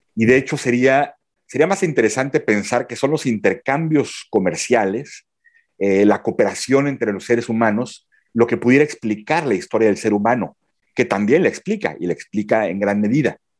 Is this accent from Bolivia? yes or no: no; Mexico; moved away as an adult; also born or lived in Belgium; now in Mons, Belgium; soy mexicano, vivo en Bélgica desde 2009.